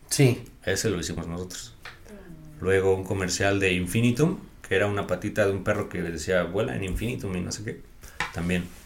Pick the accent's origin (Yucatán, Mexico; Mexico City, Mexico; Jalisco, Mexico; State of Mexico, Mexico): Mexico City, Mexico; De la Ciudad de México.